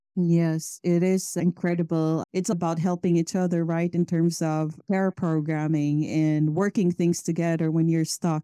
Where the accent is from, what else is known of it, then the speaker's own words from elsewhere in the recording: Philippines; moved away as an adult; now in Sweden; I moved from Philippines to Sweden about eleven years ago.